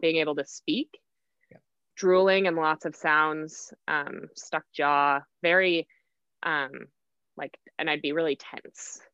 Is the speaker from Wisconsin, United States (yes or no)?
yes; Oconomowoc, Wisconsin, United States; moved away as an adult; also born or lived in Whitewater, Wisconsin / Denver, Colorado; I am from Oconomowoc, Wisconsin, which is right in between Milwaukee and Madison. I lived mm-hmm. there growing up